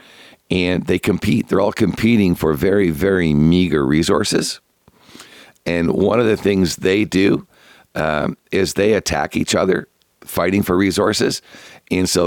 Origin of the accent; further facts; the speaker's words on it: Canada; being Canadian